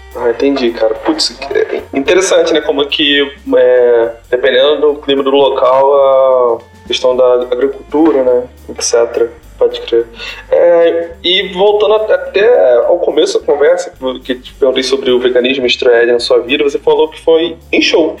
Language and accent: Portuguese; Rio de Janeiro, Brazil; sou da Zona Norte, mas um bairro bem pobre